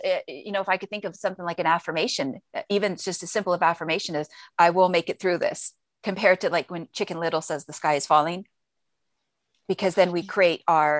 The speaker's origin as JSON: {"language": "English", "town": "Izmir", "region": "İzmir", "country": "Turkey", "tie": "born or raised there", "said": "I remembered when I was growing up in Izmir, Turkey, my father had served in the United States Air Force."}